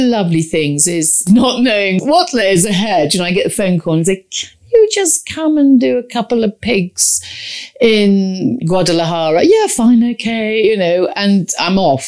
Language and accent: English; Warwickshire near Stratford-upon-Avon, West Midlands, United Kingdom; I grew up in Warwickshire near Stratford-on-Avon, near the river